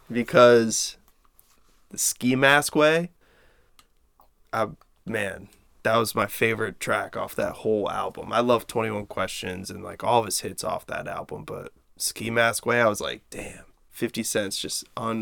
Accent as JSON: {"language": "English", "town": "Standish", "region": "Maine", "country": "United States", "tie": "born or raised there", "said": "I grew up in Standish."}